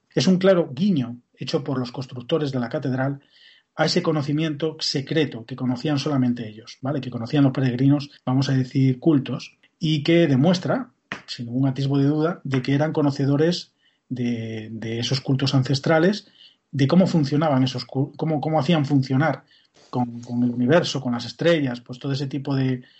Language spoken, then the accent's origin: Spanish; Galicia, Spain; Como gallego que soy